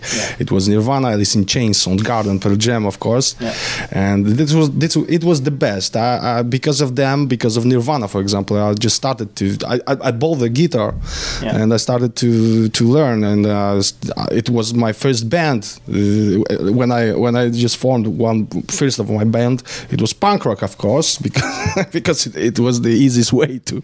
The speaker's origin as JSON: {"language": "English", "country": "Poland"}